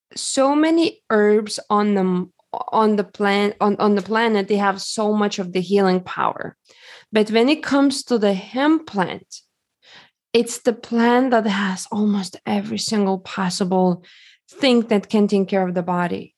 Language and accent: English; Lithuania; now in United States; I grew up in Lithuania, and, uh, when I came to United States